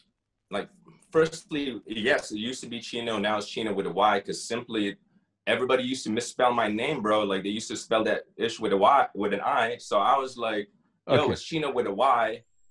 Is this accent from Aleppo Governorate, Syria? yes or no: no; Damascus, Damascus Governorate, Syria; also born or lived in Saudi Arabia; I'm from Damascus. My father is Syrian. He named me …. I grew up as …. But when I did move to Damascus, I moved from Saudi Arabia as a kid to Damascus.